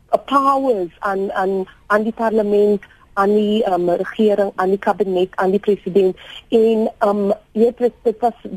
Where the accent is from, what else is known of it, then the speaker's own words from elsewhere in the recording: South Africa; ek is 'n joernalis, maar ek is ook 'n Suid-Afrikaner